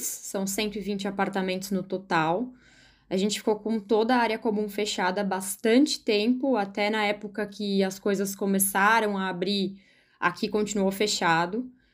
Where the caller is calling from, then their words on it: São Paulo, Brazil; eu falo de São Paulo, moro na saúde, em um condomínio